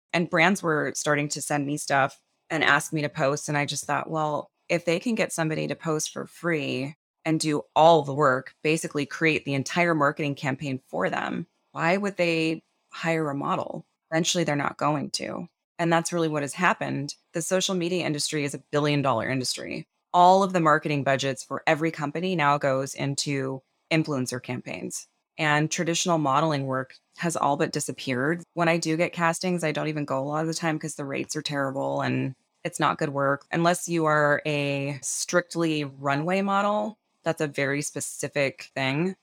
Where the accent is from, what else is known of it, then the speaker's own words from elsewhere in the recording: Lancaster, California, United States; moved away; I grew up in Lancaster, California